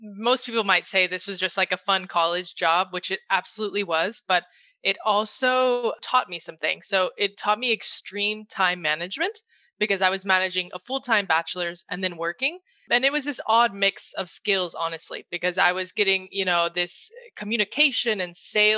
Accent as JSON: {"language": "English", "country": "United States", "also_born_or_lived": "Madrid, Spain", "moved": "as an adult", "said": "brought me back to my home country, the US, and now I'm based in New York City"}